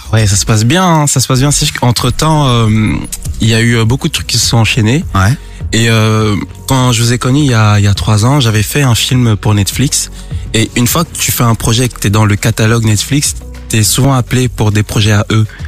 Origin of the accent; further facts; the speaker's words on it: Cameroon; je suis né au Cameroun et je parle le B